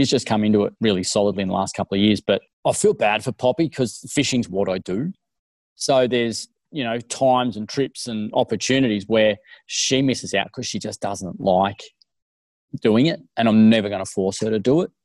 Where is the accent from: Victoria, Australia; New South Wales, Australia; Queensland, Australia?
New South Wales, Australia; Cooma; growing up in Cooma, up in the Snow Mountains